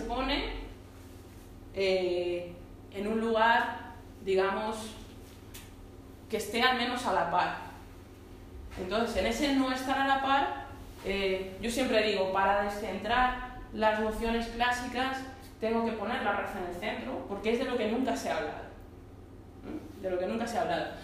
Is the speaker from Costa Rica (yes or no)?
no; Móstoles, Community of Madrid, Spain; also born or lived in Vallecas, Madrid; yo soy de Madrid, ¿no? Yo soy de Madrid, vamos, en concreto de Móstoles. Ahora un poco vallecana, pero, pero vamos, en concreto de Móstoles.